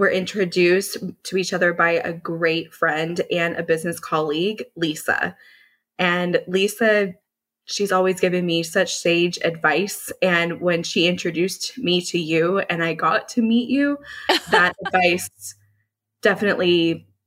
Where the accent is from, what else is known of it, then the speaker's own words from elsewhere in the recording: Dallas, Texas, United States; So, I grew up in the Dallas area. I am a Dallas native, which is a bit hard to find.